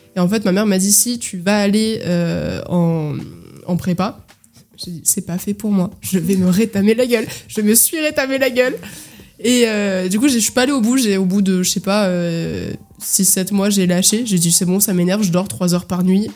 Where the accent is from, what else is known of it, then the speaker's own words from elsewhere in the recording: Île-de-France, France; j'ai grandi en Ile-de-France. Euh, j'ai alterné entre 77 euh, et 93